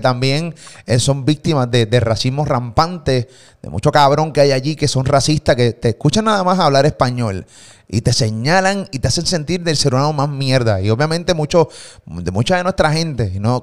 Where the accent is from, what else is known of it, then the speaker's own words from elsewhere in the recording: Puerto Rico; de Puerto Rico